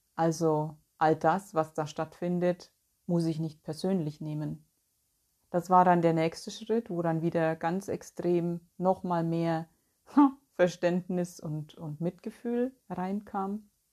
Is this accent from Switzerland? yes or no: no; Bavaria, Germany; moved away as an adult; now in North Rhine-Westphalia, Germany; Ich bin ja 2010, für alle die, die es nicht wissen, von Bayern weggezogen aus meiner Heimat und bin hier nach Nordrhein-Westfalen gezogen.